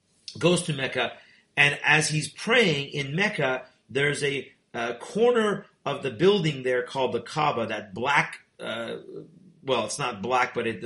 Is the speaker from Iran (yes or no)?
yes; Iran; born there; first language Persian; English is a second language; I was born in Iran. {S2} Right. {S1} So our birth language is Farsi, not Arabic. We are not Arabs.